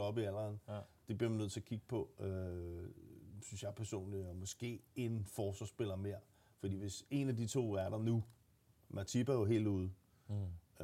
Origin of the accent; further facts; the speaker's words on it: Gladsaxe, Capital Region of Denmark, Denmark; Jeg er fra Gladsaxe